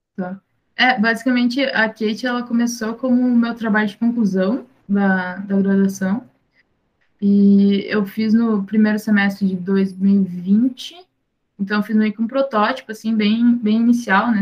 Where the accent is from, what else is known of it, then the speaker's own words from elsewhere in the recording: São Leopoldo, Rio Grande do Sul, Brazil; eu sou do Rio Grande do Sul, de São Leopoldo